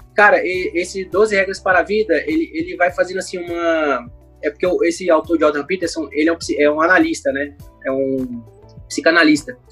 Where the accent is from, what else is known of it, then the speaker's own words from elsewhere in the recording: Brasília, Federal District, Brazil; also born or lived in Rio de Janeiro; eu sou carioca, mas eu vim para cá e para Brasília com cinco anos. Então faz muito tempo, né, que eu, que eu já me considero brasiliense.